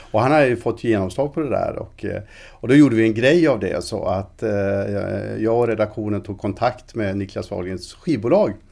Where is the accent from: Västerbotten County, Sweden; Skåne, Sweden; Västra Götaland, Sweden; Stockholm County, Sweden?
Västra Götaland, Sweden; Alingsås; jag frilansade på eh, Alingsåstidningen där jag växte upp och lite på radion här i Västsverige när jag var i sena tonåren.